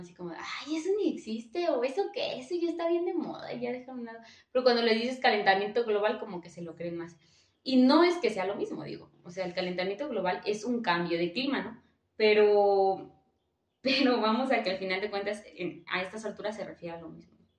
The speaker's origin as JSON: {"language": "Spanish", "region": "Michoacán", "country": "Mexico", "moved": "yes", "said": "soy de Michoacán"}